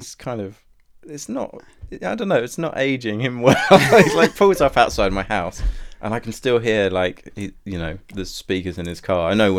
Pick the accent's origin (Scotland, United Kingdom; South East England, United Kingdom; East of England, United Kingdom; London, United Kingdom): South East England, United Kingdom; Southampton; when I have a gig in my hometown